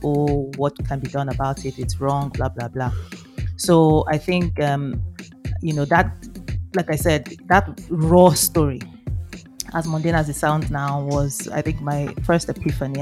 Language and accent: English; Ibadan, Oyo, Nigeria; I grew up in the University of Ibadan campus in Oyo State